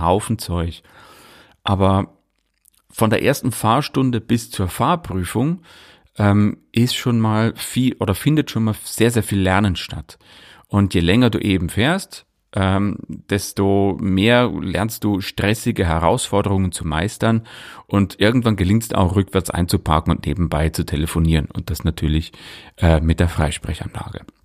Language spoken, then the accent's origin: German; Leuchtenberg, Bavaria, Germany; in meinem Heimatdorf in Leuchtenberg